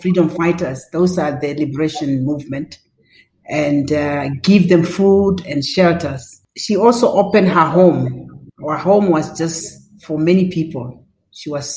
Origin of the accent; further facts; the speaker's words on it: Odibo, Ohangwena, Namibia; also born or lived in Windhoek; the greatest part of my childhood, actually, was I spent at the village where my parents come from, northern Namibia